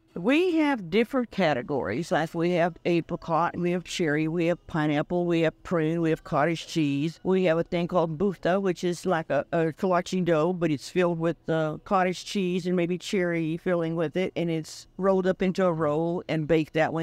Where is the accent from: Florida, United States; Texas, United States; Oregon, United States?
Texas, United States; West; born or raised there; English is a second language